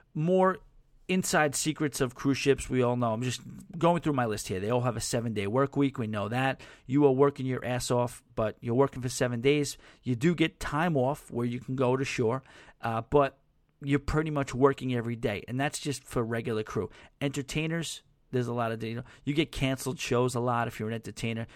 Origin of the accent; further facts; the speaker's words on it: New York, United States; accent: New York; my New York accent